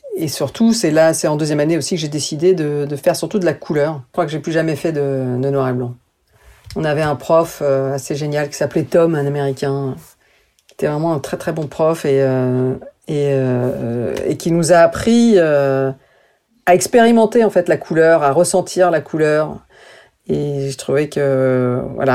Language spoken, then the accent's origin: French; France; also born or lived in New York; en tant que française